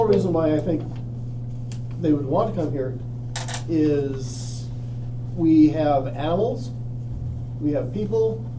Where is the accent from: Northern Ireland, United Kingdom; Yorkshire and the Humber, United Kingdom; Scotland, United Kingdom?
Scotland, United Kingdom; I'm Scottish.